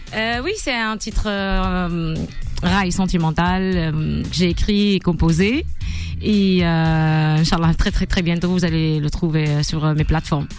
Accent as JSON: {"language": "French", "town": "Bouira", "region": "Bouira Province", "country": "Algeria", "tie": "born or raised there", "also_born_or_lived": "Tezmelt, Béjaïa", "said": "j'ai grandi euh, à Bouira, mais d'origine, on est de Tezmelt, Bjaya"}